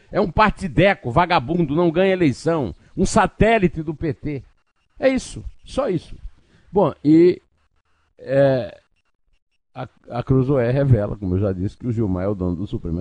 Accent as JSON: {"language": "Portuguese", "region": "Northeast Region", "country": "Brazil", "said": "sou nordestino, eu não sou do mar, eu sou do sertão"}